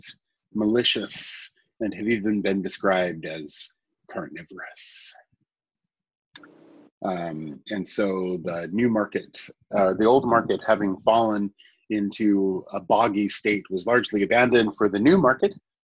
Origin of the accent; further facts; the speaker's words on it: Ireland; moved away as an adult; now in Dublin, Ireland; I'm in Dublin, but I'm not from Dublin